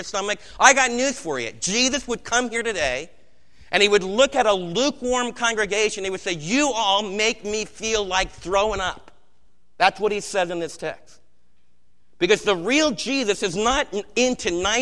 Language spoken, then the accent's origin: English; United States; as American believers